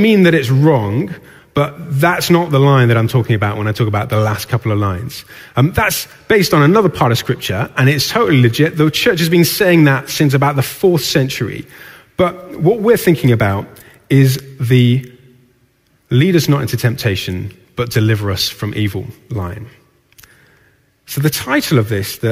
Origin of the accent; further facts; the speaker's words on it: Newcastle upon Tyne, North East England, United Kingdom; I grew up in Newcastle